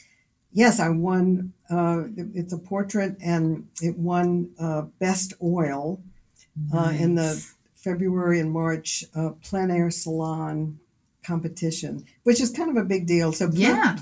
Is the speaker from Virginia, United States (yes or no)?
yes; Newport News, Virginia, United States; moved away as an adult; also born or lived in Richmond, Virginia; now in Portsmouth, United States; I grew up on the water. So back to Newport News, Virginia